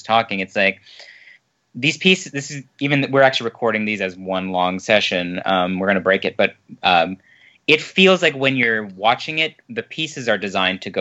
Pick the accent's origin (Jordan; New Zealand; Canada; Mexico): Canada; I'm Canadian